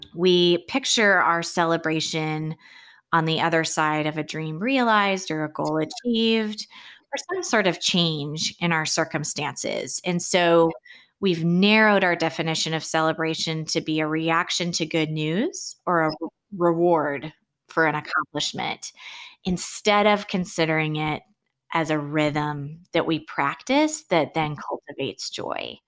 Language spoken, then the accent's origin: English; Seattle, Washington, United States; moved away as an adult; also born or lived in Los Angeles, United States; now in Connecticut, United States; I grew up in Seattle